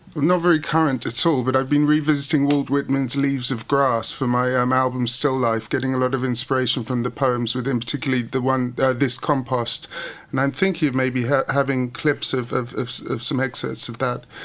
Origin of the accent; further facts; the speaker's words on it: Hastings, South East England, United Kingdom; I started in punk and I come from Hastings